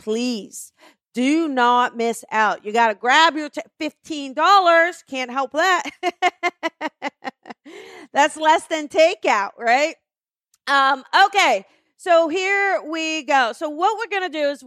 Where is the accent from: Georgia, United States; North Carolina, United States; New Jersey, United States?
New Jersey, United States; moved away; I am from New Jersey, and I am heading back in May